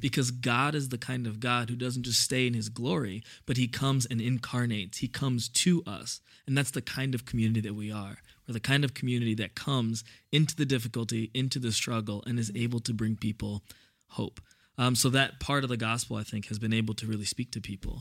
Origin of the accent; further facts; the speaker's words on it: New York City, New York, United States; also born or lived in Indiana; I grew up in Brooklyn